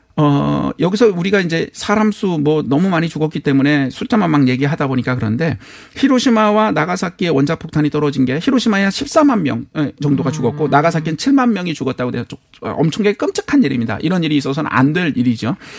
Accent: South Korea; 저는 한국 사람이니까

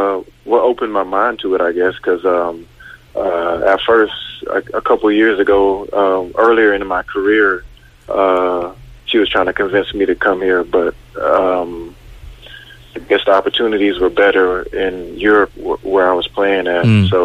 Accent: North Carolina, United States; also born or lived in Seoul, South Korea; now in North Carolina, US / Korea; My dad was in the military or in the Air Force, so we grew up mostly in North Carolina, and that's where I have a house at also now.

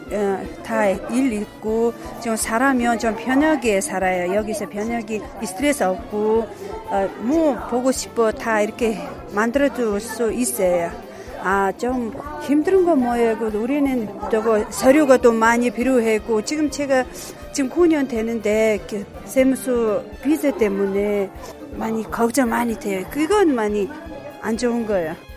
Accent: Mongolia; Korean is a second language; now in South Korea; 지금 몽골에서 왔어요

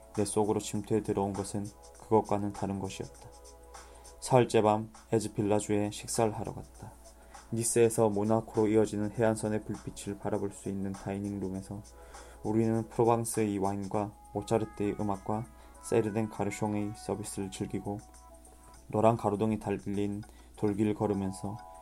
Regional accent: Masan, South Gyeongsang, South Korea; 제 고향인 마산에서

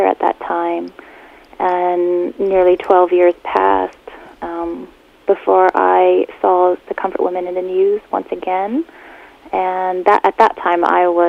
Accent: Texas, United States; I grew up in Texas

